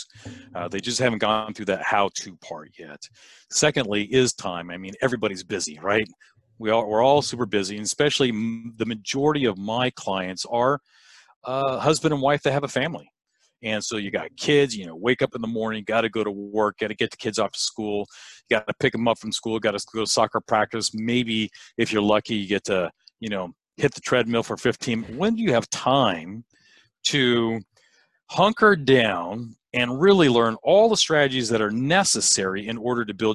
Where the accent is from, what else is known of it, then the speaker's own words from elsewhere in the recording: California, United States; I live born and raised in California. My office is in Southern California